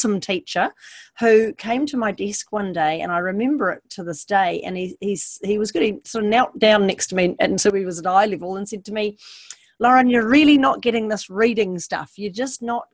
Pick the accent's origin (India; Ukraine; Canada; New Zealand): New Zealand; Hunua, Auckland; born or raised there